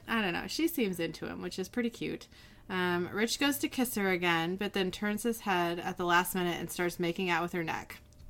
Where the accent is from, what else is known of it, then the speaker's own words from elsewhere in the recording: Seattle, Washington, United States; we're from Seattle